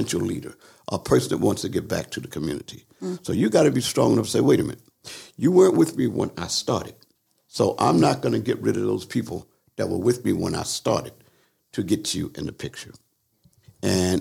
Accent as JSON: {"language": "English", "town": "Philadelphia", "region": "Pennsylvania", "country": "United States", "tie": "born or raised there", "said": "I was raised in Philly"}